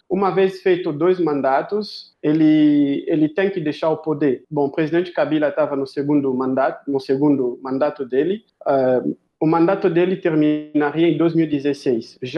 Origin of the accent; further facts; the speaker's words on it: Kinshasa, DR Congo; Portuguese is a second language; also born or lived in Johannesburg, South Africa; now in Brazil; eu, eu nasci no, na República Democrática do Congo, em Kinshasa, que é o capital do Congo. Eu morri uma parte, eu passei minha infância em uh, ah, Joanesburgo e Kinshasa. Minha mãe é sul-africana